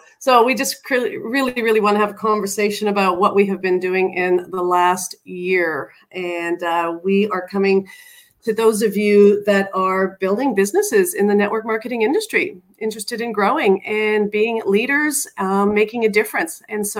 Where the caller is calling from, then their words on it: Gold Coast, Queensland, Australia; And I am coming live, well, slash recorded from the Gold Coast, Queensland, Australia.